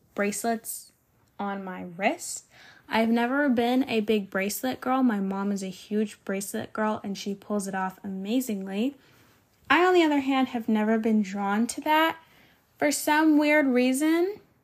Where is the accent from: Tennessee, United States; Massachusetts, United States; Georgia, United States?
Georgia, United States; I was from Georgia